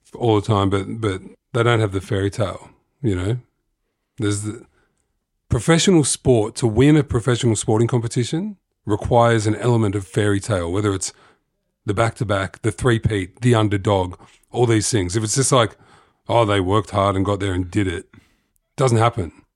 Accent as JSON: {"language": "English", "town": "Sydney", "region": "New South Wales", "country": "Australia", "said": "I'm from Sydney"}